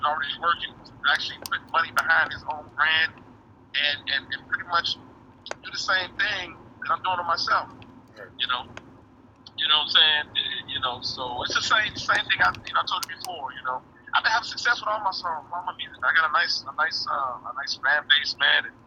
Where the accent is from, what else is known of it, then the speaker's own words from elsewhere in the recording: Gary, Indiana, United States; when you grow up in Gary, Indiana